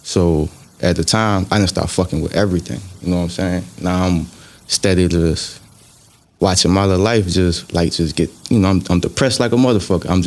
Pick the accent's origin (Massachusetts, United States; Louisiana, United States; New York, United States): Louisiana, United States; LaPlace; also born or lived in Reserve, Louisiana; St. John Parish, man. I'm from LaPlace, you know what I'm saying? Well, I was between LaPlace and Reserve